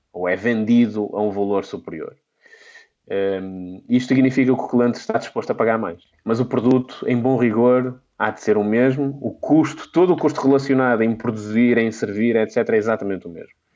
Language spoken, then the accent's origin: Portuguese; Minho, Portugal; Eu sou, eu sou de, do Minho